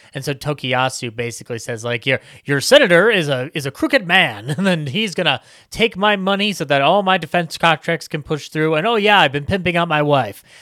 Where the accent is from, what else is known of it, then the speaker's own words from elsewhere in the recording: United States; me as an American